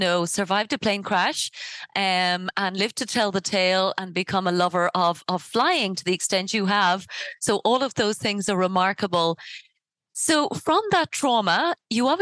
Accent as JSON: {"language": "English", "country": "Ireland", "said": "I come from Ireland."}